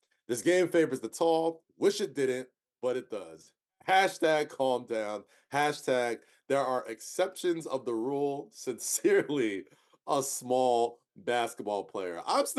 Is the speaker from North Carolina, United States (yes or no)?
no; New York City, New York, United States; my hometown, New York City.